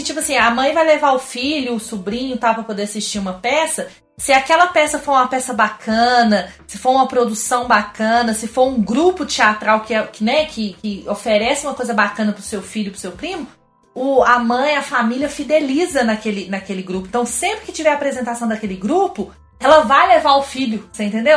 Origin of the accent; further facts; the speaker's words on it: Minas Gerais, Brazil; Eu sou mineira